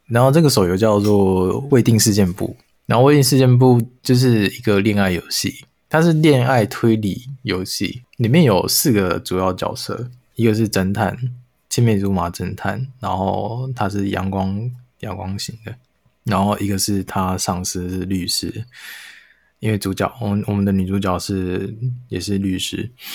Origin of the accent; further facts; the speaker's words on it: Taiwan; 但是我们。台湾人听了没感觉